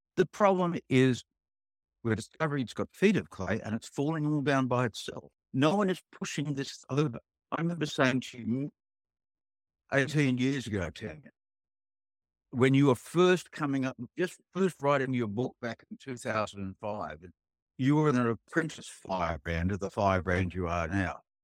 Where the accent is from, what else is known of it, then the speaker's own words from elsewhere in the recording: Sydney, New South Wales, Australia; I grew up on the North Shore of Sydney.